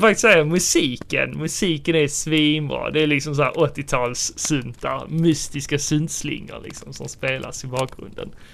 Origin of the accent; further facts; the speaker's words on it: Sweden; vi som svenskar